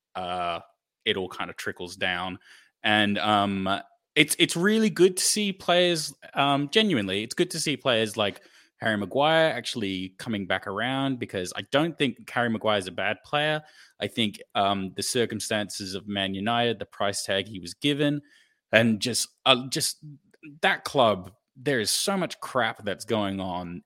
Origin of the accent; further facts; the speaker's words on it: Australia; as an Australian fan